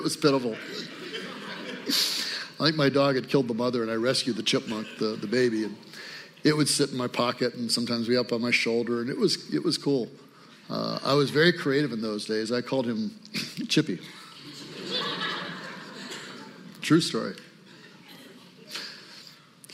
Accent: Lansing, Michigan, United States; also born or lived in Traverse City, Michigan / Grass Lake, Michigan; now in Detroit, United States; I was born in Traverse City. I used to tell people that we moved after 10 days to Lansing.

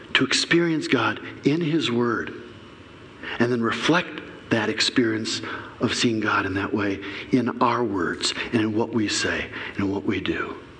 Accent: Flint, Michigan, United States; I grew up in Flint. Before you ever heard of it for its water stuff, we were the number one murder capital of the country.

